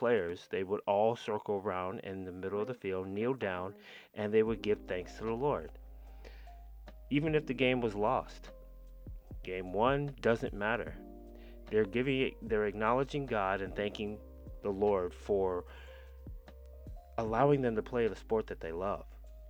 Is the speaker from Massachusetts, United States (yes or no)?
no; Denver, Colorado, United States; also born or lived in California; I grew up in Denver. I'm from California, but I grew up in Denver. Military brat.